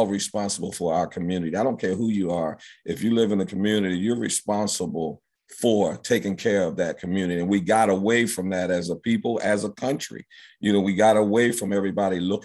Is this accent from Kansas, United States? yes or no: no; Philadelphia, Pennsylvania, United States; I grew up in Germantown, went to Emlyn, Roosevelt, Martin Luther King, and Germantown High School